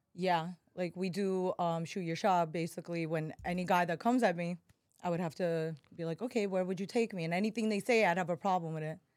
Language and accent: English; New York City, New York, United States; accent: New Yorker; moved away as an adult; also born or lived in Russia; now in Miami, United States; I grew up in Bryan Beach, right, well, right next to Coney Island